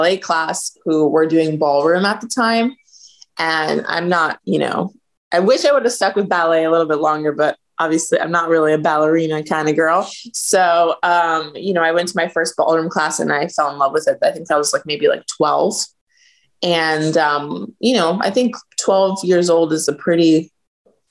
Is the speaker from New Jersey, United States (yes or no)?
no; Sarasota, Florida, United States; also born or lived in Albania / New York; Grew up in actually Sarasota, Florida, where I am back now.